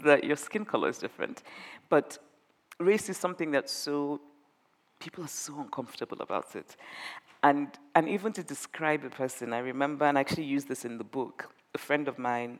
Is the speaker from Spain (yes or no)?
no; Nigeria; moved away as an adult; I grew up in Nigeria